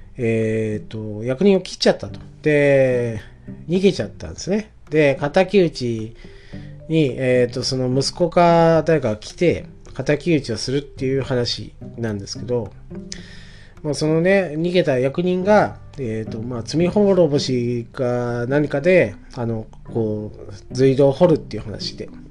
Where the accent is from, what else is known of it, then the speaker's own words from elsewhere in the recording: Nakatsu, Oita City / Yabakei, Japan; 12歳まで、えー、市の方に、大分市の方にいたんですけど、転校しまして中津市というところに